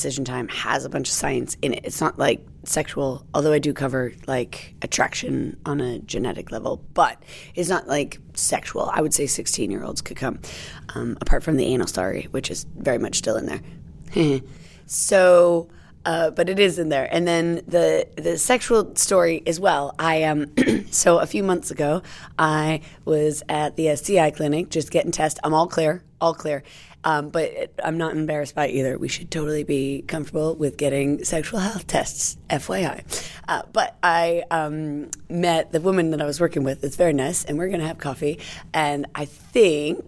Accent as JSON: {"language": "English", "country": "United States", "moved": "yes", "lives_now": "United Kingdom", "said": "I'm American"}